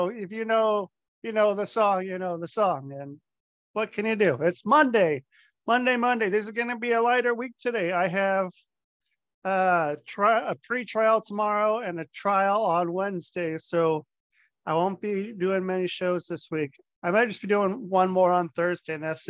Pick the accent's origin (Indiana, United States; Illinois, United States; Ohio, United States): Ohio, United States; Cincinnati; I was born in Ohio.